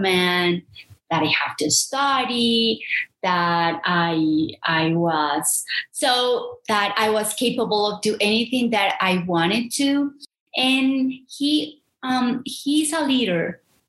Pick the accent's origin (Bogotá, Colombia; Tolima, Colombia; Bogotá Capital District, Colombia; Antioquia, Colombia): Antioquia, Colombia; Medellín; English is a second language; also born or lived in Santuario, Antioquia; growing up in Medellin, in Antioquia, in Santuario